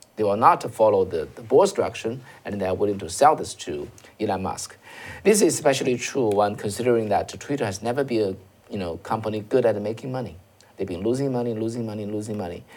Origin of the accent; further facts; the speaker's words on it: China; moved away; I'm coming from China